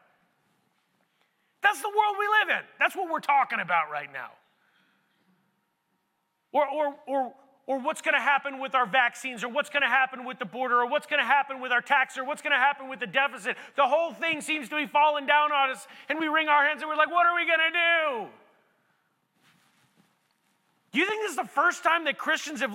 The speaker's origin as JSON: {"language": "English", "country": "United States", "said": "I'm from America"}